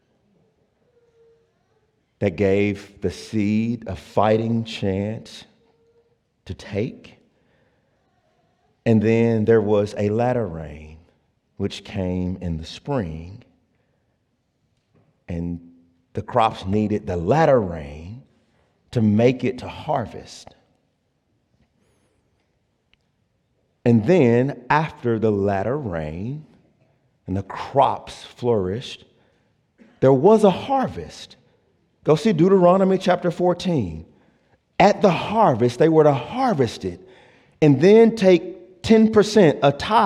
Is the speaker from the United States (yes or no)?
yes; Jackson, United States; I grew up in Jackson